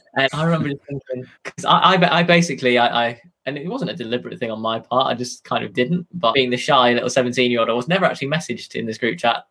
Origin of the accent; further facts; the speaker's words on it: Cumbria, North West England, United Kingdom; I'm from Cumbria